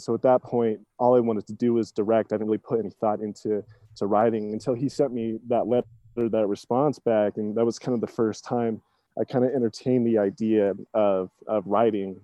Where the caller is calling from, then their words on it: Salt Lake City, Utah, United States; I am calling from Salt Lake City, Utah